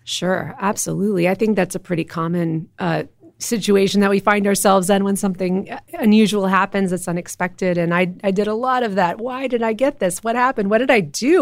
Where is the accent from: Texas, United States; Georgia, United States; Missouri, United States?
Texas, United States; Austin; also born or lived in Western Massachusetts / Cincinnati; I grew up in Austin. I'm a seventh generation Texan